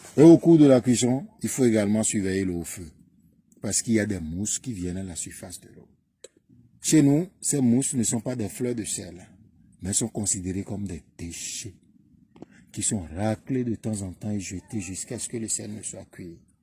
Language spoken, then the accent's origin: French; Djègbadji, Atlantique, Benin; Chez nous, à Djabadji